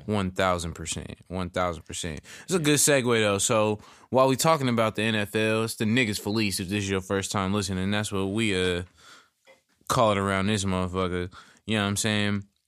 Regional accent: Northern California, United States; I'm from Northern California.

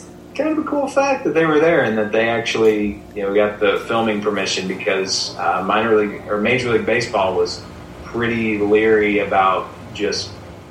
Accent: Missouri, United States; growing up in Missouri

